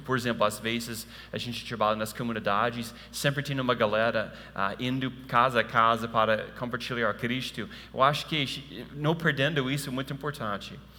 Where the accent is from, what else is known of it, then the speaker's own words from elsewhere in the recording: United States; Portuguese is a second language; moved away; eu sei que eu sou americano